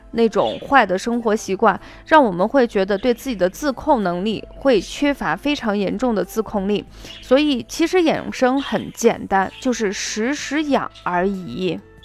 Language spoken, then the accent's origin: Chinese; Shaanxi, China; accent: Shaanxi dialect; 我们陕西话就心脏脏